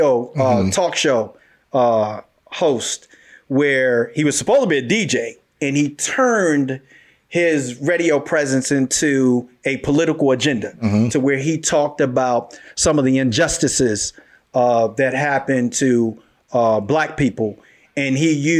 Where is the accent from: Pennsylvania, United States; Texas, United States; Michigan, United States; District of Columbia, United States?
District of Columbia, United States; Washington; Growing up in Washington, D.C., some people like to refer to as the Chocolate City